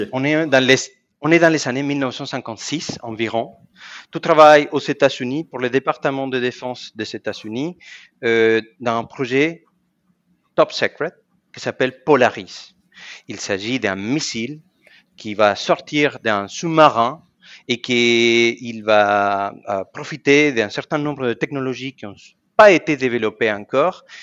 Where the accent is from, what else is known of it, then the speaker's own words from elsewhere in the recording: Argentina; moved away as an adult; also born or lived in Germany; now in France; je suis né en Argentine il y a 46 ans